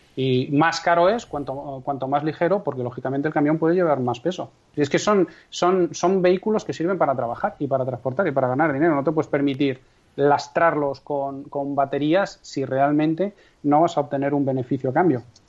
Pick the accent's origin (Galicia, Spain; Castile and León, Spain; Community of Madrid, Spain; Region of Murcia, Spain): Castile and León, Spain; Castrejón de Trabancos